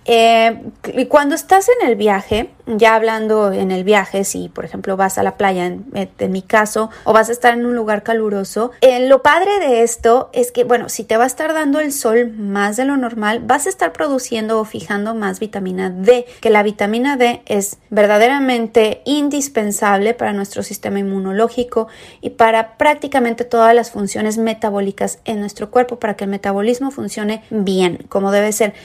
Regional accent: Mexico; moved away as an adult; now in San Diego, United States; soy mexicana, toda mi vida eh, viví prácticamente ahí, llevo aquí en Estados Unidos solamente cinco años, yo vivo en San Diego, California

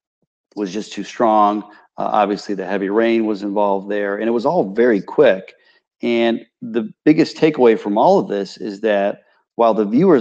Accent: Charlotte, North Carolina, United States; I was here in Charlotte, growing up in South Charlotte

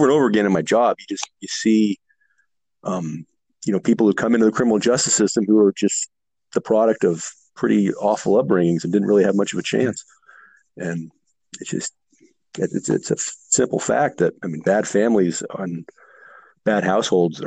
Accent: Burlingame, California, United States; moved away as an adult; also born or lived in San Francisco, California; now in Merced, United States; I grew up in the Bay Area, born in San Francisco, but grew up down the peninsula

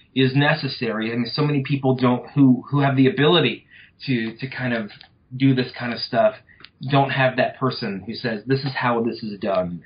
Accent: North Louisiana, United States; moved away as an adult; also born or lived in Arkansas; now in South Georgia, United States; I come from uh, North Louisiana

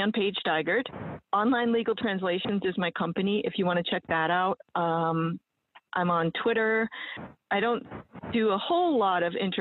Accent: New England, United States; I'm from New England, and we're also pretty buttoned up compared to the rest of the United States

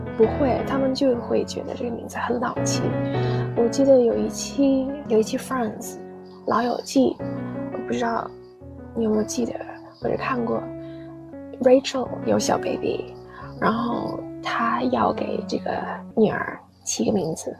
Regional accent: China; first language English; Chinese is a second language; also born or lived in United Kingdom; 到了中国之后 三年级开始上英语课

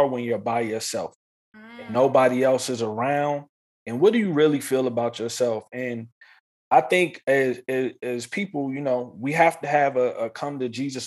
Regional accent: East Coast, United States; moved away as an adult; now in Los Angeles, United States; When I was younger, growing up on the East Coast

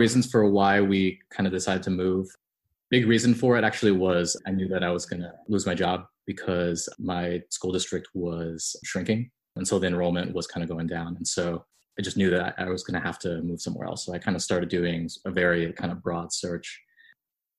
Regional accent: Amherst, Massachusetts, United States; moved away as an adult; also born or lived in New Delhi, India; now in Ho Chi Minh City, Vietnam; I grew up in Amherst, basically spent my entire life there up until pretty recently

